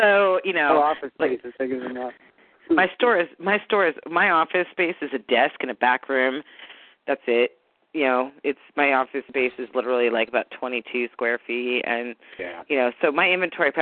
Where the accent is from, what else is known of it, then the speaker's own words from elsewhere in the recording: San Diego, California, United States; I'm from San Diego